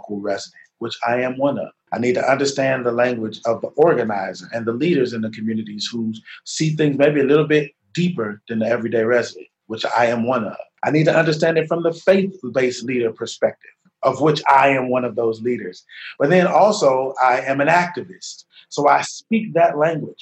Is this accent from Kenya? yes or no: no; Chicago, Illinois, United States; Growing up in the neighborhood